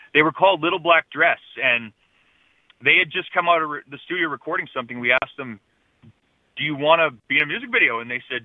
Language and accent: English; Manitoba, Canada; also born or lived in Matheson Island, Manitoba / Dauphin, Manitoba; I spent all of my life growing up in Manitoba